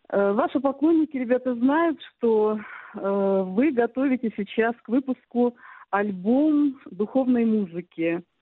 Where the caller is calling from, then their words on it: Chelyabinsk, Chelyabinsk Oblast, Russia; я из Челябинска.